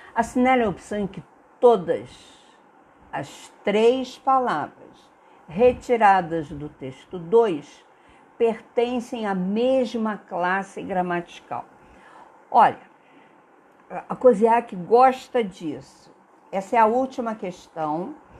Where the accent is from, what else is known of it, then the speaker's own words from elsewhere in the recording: Brazil; nós brasileiros